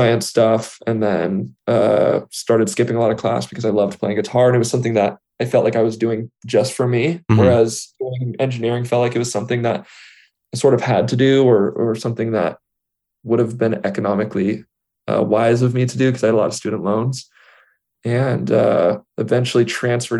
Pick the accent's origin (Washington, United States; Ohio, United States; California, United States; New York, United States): California, United States; Central Valley; now in Los Angeles, United States; I grew up in the Central Valley, which is right in the middle of California